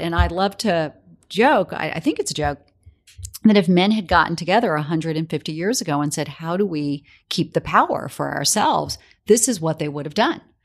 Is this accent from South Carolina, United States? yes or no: yes; South Carolina, United States; moved away as an adult; now in New York, United States; I grew up in South Carolina